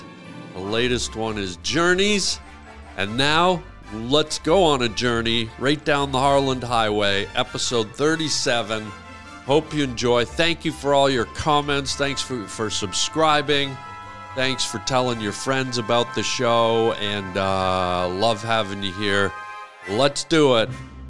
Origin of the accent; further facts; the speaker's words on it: Canada; And just so you know, he's from Canada. I'm from Canada.